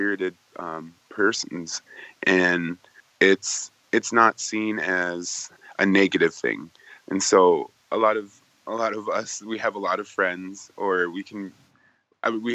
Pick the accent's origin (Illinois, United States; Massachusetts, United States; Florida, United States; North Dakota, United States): North Dakota, United States; moved away as an adult; now in Los Angeles, United States; I grew up in North Dakota, and that was on the Fort Berthold Reservation.